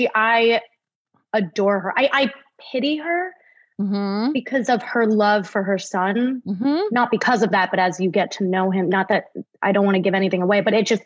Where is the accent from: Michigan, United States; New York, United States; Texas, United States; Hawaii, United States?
New York, United States; I'm from New York.